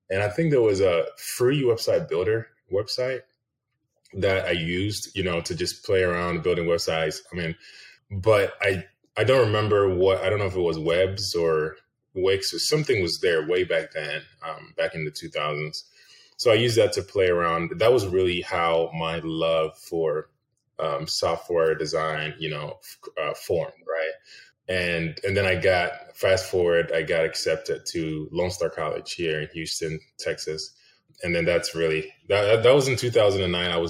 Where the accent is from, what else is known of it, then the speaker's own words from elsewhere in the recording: Ghana; English is a second language; But I so yeah, I was born and raised in Ghana, West Africa.